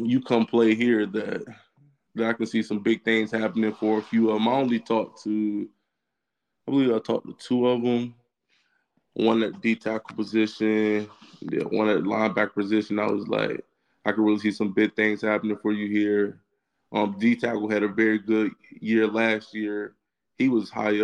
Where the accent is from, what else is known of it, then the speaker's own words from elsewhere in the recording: Virginia, United States; Growing up in Virginia, I know about the Virginia Tech and UVA game